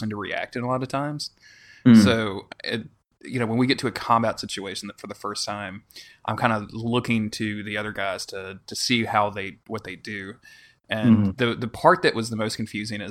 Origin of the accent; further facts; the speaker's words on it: Louisiana, United States; I'm from Louisiana, so I should have like this real thick Cajun accent.